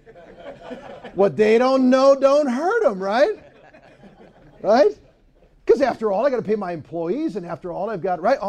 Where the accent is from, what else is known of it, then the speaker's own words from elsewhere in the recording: Ann Arbor, Michigan, United States; I'm from Ann Arbor